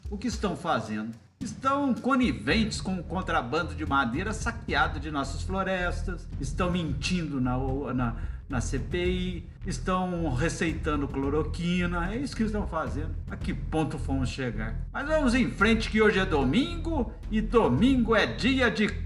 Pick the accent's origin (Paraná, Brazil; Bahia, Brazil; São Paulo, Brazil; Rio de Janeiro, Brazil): São Paulo, Brazil; Águas da Prata; confesso, estou com saudades da roça. Sou de Águas